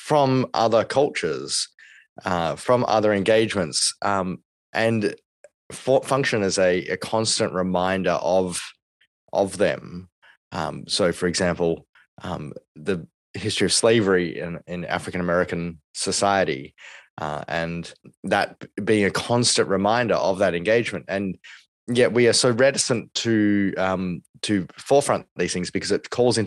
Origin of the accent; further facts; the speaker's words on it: Australia; we as Australians